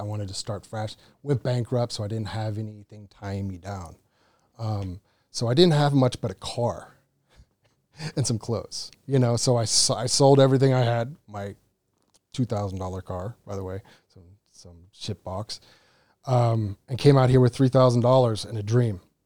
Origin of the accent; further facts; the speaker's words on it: Cape Cod, Massachusetts, United States; moved away as an adult; now in Phuket, Thailand; from Cape Cod, Massachusetts